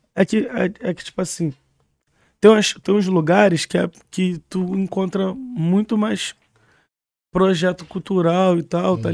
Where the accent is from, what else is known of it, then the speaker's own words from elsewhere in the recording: Rio de Janeiro, Brazil; eu sou nascido e criado no Vila Carioca